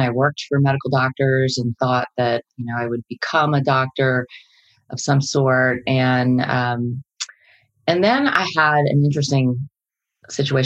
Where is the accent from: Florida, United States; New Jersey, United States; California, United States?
New Jersey, United States; I grew up in New Jersey, youngest out of 10 children, big family